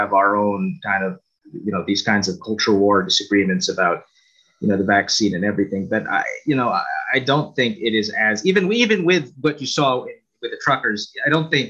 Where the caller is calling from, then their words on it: Canada; I'm calling you from Canada, right?